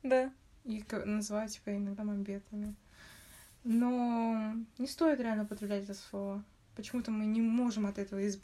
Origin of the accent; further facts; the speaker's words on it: Kazakhstan; Мы все казахи, но мы можем обзывать другого мамбетом просто из-за того, что он разговаривает на родном языке.